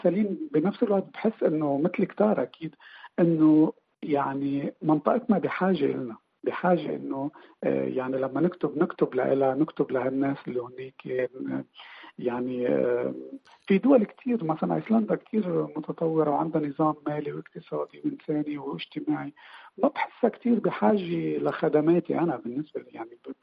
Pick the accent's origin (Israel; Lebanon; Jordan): Lebanon; Beirut, Beirut Governorate; moved away as an adult; also born or lived in Shatila camp, Lebanon; now in Iceland; انا ولدت وربيت ببيروت آه، كفلسطيني